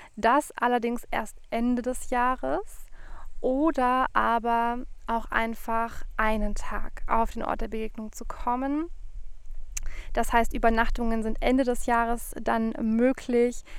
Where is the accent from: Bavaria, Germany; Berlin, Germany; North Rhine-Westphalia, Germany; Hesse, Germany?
Hesse, Germany; Frankfurt; moved away; zurück in meine Heimat gefahren, nach Frankfurt